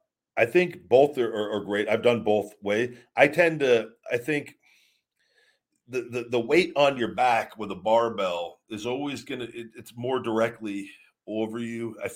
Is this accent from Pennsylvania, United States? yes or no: no; College Station, Texas, United States; I'm from College Station, Texas. I'm a corn-fed meathead.